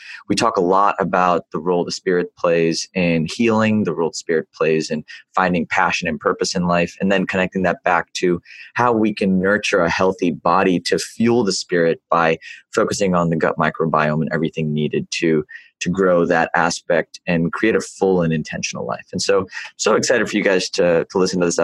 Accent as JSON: {"language": "English", "region": "the South", "country": "United States", "tie": "born or raised there", "said": "I wasn't born in the South, but I was raised in the South"}